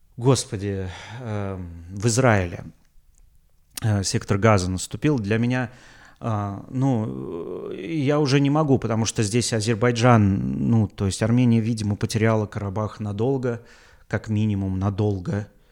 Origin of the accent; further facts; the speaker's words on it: Russia; я из России